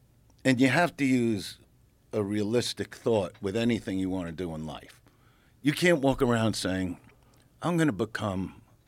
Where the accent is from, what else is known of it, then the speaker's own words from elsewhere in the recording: Brooklyn, New York, United States; I'm from Brooklyn.